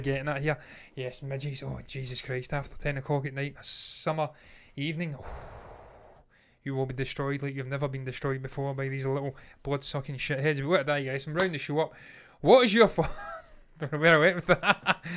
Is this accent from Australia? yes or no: no; Scotland, United Kingdom; we are not American. Eh, we're Scottish